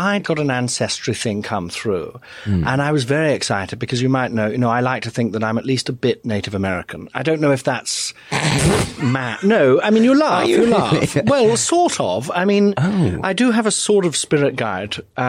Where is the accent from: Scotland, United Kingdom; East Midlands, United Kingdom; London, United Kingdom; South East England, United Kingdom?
East Midlands, United Kingdom; Nottingham; Yes, I am from Nottingham originally.